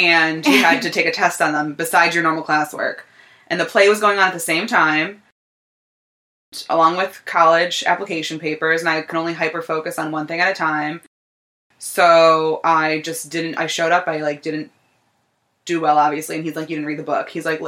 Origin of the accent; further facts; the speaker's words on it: Scranton, Pennsylvania, United States; I am from Scranton, Pennsylvania